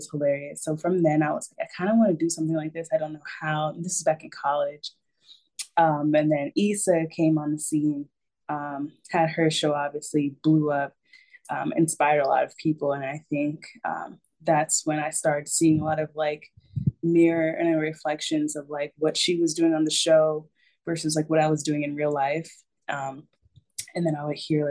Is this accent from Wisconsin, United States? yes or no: no; Raleigh, North Carolina, United States; my hometown